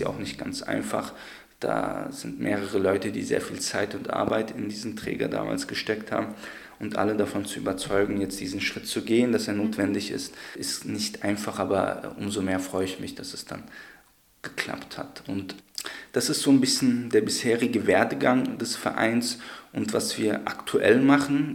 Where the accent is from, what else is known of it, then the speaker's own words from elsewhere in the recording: Darmstadt, Hesse, Germany; moved away as an adult; now in Leipzig, Germany; aus meiner Heimatstadt in Darmstadt